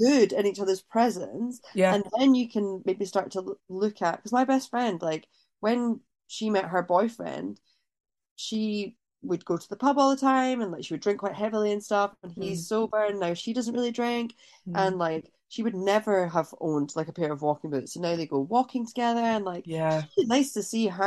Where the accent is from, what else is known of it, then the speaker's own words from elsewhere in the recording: Scotland, United Kingdom; I grew up in Scotland